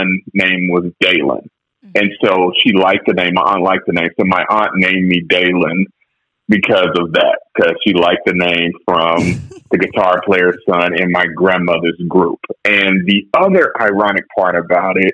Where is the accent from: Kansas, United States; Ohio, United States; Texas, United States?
Kansas, United States; Kansas City; moved away; I'm from Kansas City, Kansas. There is a difference.